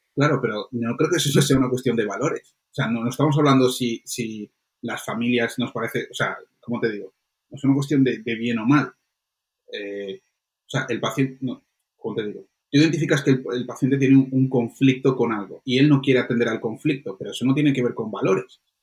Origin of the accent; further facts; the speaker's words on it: Colombia; moved away; yo nací en Colombia